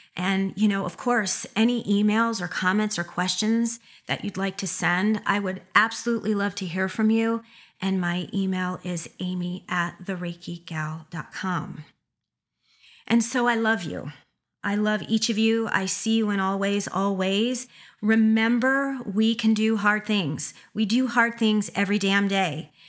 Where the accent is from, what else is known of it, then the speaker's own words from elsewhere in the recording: Schenectady, New York, United States; that is my area code from being from upstate New York, Schenectady